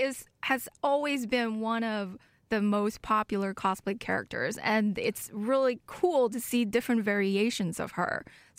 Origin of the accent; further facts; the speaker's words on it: Germany; also born or lived in China; I was born in China and raised in Germany.